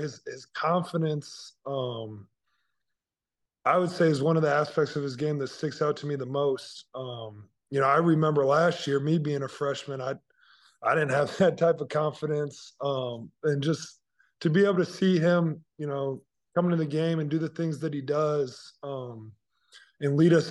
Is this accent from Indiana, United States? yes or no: yes; Indiana, United States; But, you know, growing up in Indiana, kind of in the center of the Big Ten